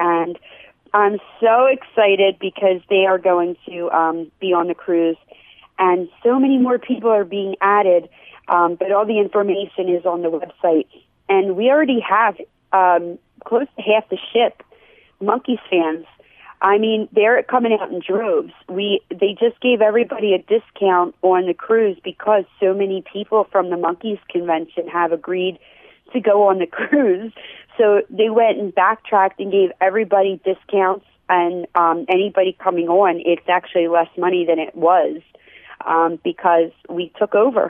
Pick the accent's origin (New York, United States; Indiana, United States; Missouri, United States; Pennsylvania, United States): Pennsylvania, United States; Philadelphia; I'm actually, I'm from Philadelphia, and I went to school in Philadelphia. I married my high school sweetheart.